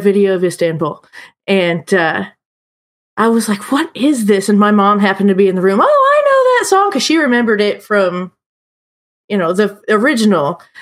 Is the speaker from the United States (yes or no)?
yes; Indianapolis, Indiana, United States; also born or lived in Evansville; now in Terre Haute, United States; I grew up in Indy